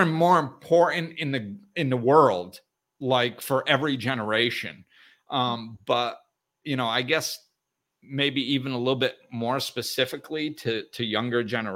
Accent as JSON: {"language": "English", "region": "Northeast", "country": "United States", "tie": "born or raised there", "said": "I grew up in the Northeast"}